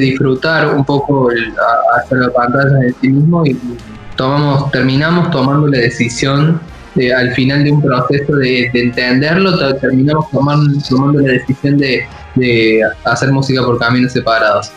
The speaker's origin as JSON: {"language": "Spanish", "region": "Córdoba", "country": "Argentina", "moved": "as an adult", "lives_now": "Buenos Aires, Argentina", "said": "somos los dos de la ciudad de Córdoba"}